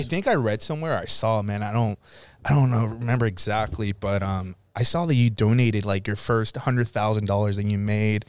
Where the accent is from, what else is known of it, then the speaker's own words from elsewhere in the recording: Florida, United States; moved away; I grew up in Florida